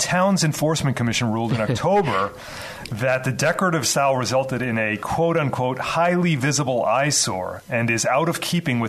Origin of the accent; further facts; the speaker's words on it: Chicago, Illinois, United States; I grew up in the Chicagoland area